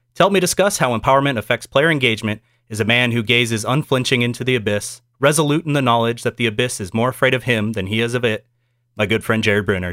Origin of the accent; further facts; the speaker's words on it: United States; as an American